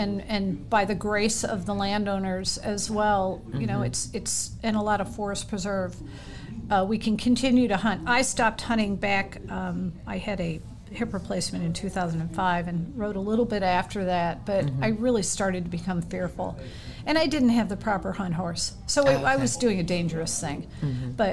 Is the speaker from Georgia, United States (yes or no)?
no; Maryland, United States; we grew up in Maryland